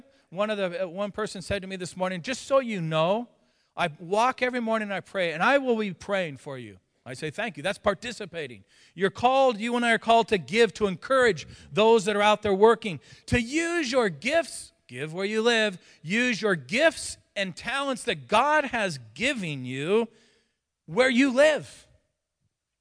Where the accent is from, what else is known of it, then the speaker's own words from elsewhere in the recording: California, United States; moved away; also born or lived in Texas; I was born in Texas. Grew up in California